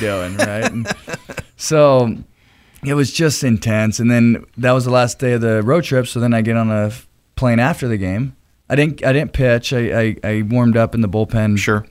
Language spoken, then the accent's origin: English; Anaheim, California, United States; it starts back in Anaheim, California, is where I was born.